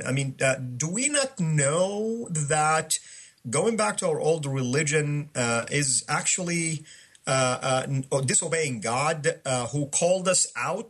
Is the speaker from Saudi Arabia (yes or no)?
yes; Saudi Arabia; moved away; my home country, Saudi.